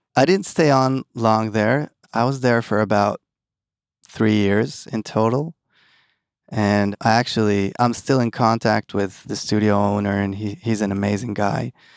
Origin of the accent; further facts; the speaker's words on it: Tel Aviv, Tel Aviv District, Israel; also born or lived in East Brunswick, New Jersey, United States; Born and raised in Tel Aviv with a little gap in, in New Jersey